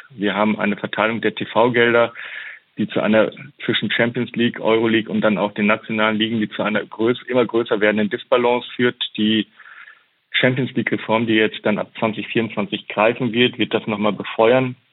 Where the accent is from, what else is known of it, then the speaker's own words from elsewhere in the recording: Germany; jeder, der in Deutschland mit der Bundesliga groß wird, ähm, und ich bin ein Kind der Bundesliga